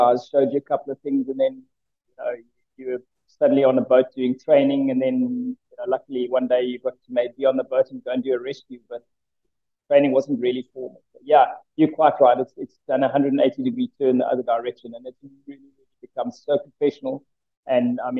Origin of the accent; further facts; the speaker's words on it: Johannesburg, Gauteng, South Africa; moved away as an adult; also born or lived in Port Alfred / Knysna; I grew up in Johannesburg